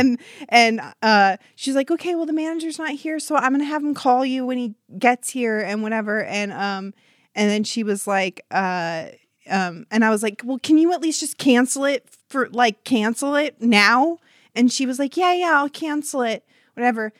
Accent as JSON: {"language": "English", "town": "Huntington Beach", "region": "California", "country": "United States", "said": "I'm from Huntington Beach, California"}